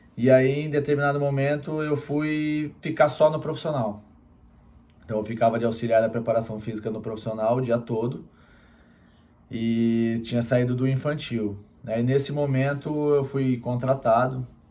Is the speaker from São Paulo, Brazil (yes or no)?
yes; Campinas, São Paulo, Brazil; Eu sou de Campinas